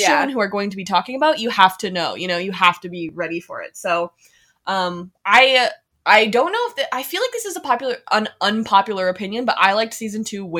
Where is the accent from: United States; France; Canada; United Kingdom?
Canada; Red Deer, Alberta; I'm from Red Deer, Alberta.